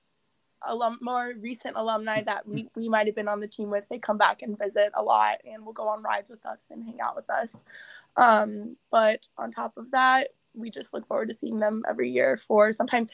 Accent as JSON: {"language": "English", "town": "Indianapolis", "region": "Indiana", "country": "United States", "tie": "born or raised there", "said": "I'm from Indianapolis"}